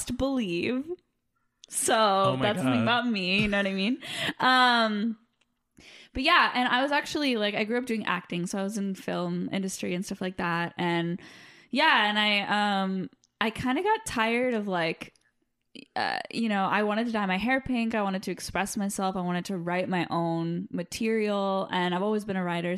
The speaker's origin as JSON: {"language": "English", "town": "Los Angeles", "region": "California", "country": "United States", "tie": "born or raised there", "accent": "Valley girl", "said": "I grew up in the Valley in LA. I'm a Valley girl"}